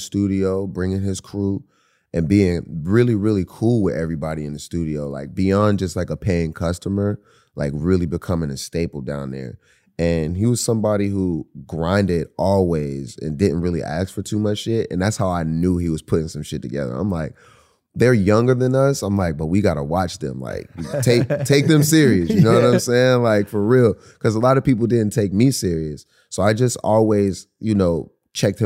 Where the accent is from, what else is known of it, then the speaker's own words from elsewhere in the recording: Pittsburgh, Pennsylvania, United States; we're from Pittsburgh